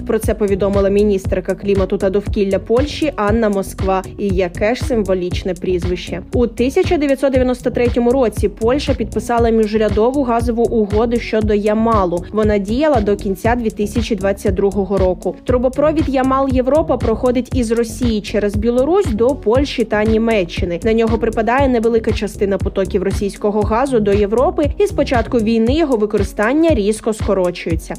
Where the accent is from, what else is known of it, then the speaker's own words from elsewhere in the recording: Ukraine; Ми з України